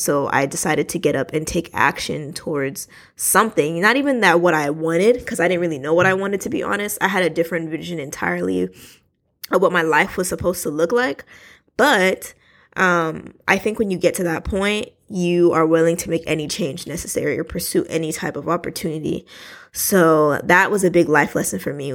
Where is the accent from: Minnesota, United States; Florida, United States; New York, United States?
New York, United States; New York City; I was born in Brooklyn, New York